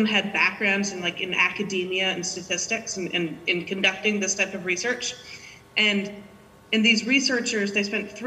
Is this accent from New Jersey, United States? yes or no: no; Cambridge, Massachusetts, United States; now in San Francisco, United States; I grew up in Cambridge, and I'm a proud graduate of the Cambridge Public Schools